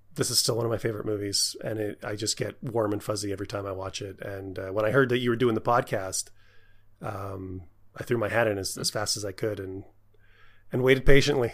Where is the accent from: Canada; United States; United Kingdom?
Canada; I'm Canadian